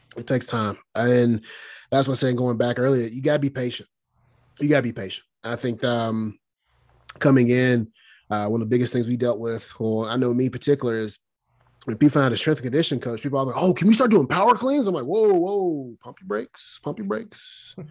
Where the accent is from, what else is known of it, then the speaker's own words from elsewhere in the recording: Alabama, United States; moved away; I'm from Alabama.